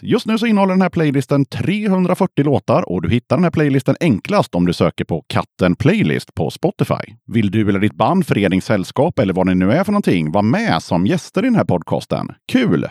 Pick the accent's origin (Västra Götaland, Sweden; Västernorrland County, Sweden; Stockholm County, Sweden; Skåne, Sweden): Västra Götaland, Sweden; Gothenburg; jag är också från Göteborg så jag har åkt hit från, eh, från Göteborg till Skövde